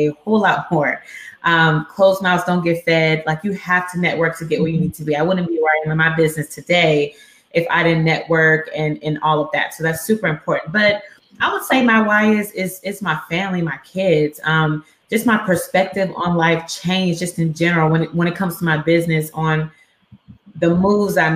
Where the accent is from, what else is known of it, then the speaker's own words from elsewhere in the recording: Dallas, Texas, United States; moved away as an adult; also born or lived in Houston, Texas; now in Pine Bluff, United States; But I was raised in Dallas